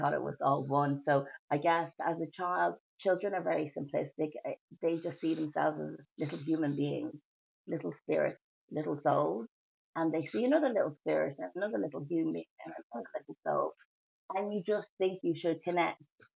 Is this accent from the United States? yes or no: no; Ireland; I was born in Ireland and born to two Asian parents, one from Hong Kong, one from Vietnam, and reared in a very multi-diverse way